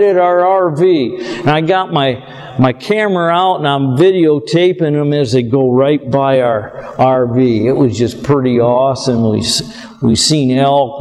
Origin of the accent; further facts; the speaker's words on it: Michigan, United States; an old country hick here from Michigan